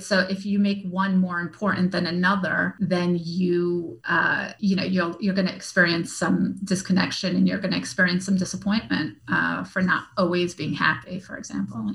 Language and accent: English; New York, United States; I'm from New York. I'm Russian.